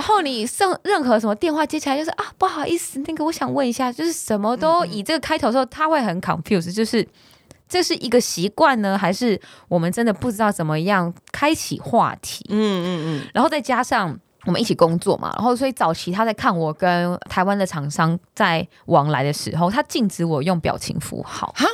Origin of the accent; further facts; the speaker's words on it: Taiwan; 我自己是台湾人的思维